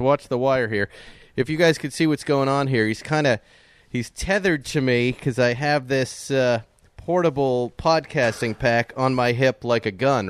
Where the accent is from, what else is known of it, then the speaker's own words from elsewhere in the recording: Fall River, Massachusetts, United States; I'm from Massachusetts. I was born in Fall River, which is nearby.